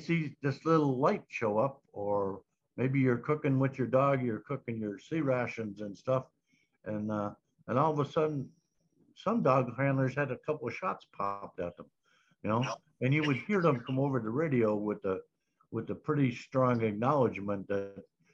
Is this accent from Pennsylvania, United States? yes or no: yes; Scranton, Pennsylvania, United States; moved away as an adult; I went home to my hometown, was Scranton, Pennsylvania